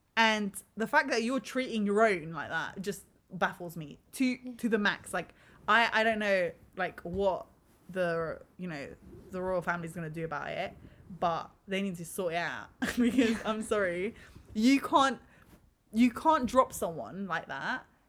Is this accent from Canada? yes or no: no; London, United Kingdom; we we're born and ra- raised here